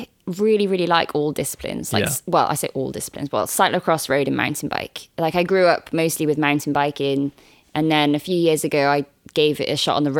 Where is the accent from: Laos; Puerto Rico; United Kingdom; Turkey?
United Kingdom; Wales; And being Welsh